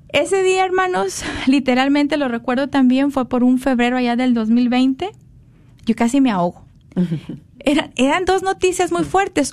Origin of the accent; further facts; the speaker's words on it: Monterrey, Nuevo León, Mexico; Yo nací en Monterrey